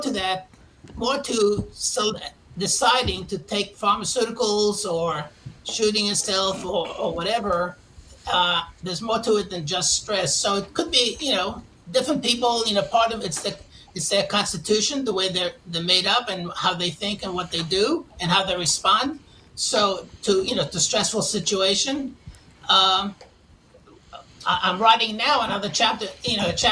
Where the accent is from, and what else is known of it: New York City, New York, United States; born or raised there; moved away as an adult